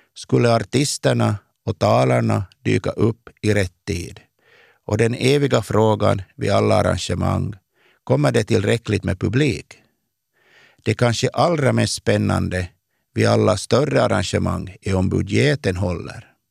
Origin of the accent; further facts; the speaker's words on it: Kristinestad, Ostrobothnia, Finland; moved away as an adult; also born or lived in Vaasa, Finland / Oslo, Norway; now in Stockholm, Sweden; I gemenskapen i byn Påskmark, där jag växte upp